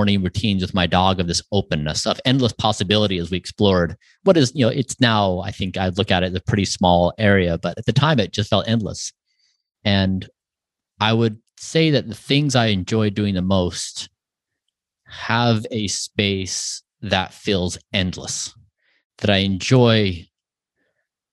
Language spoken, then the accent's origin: English; Utah, United States; I grew up in a small town in Utah.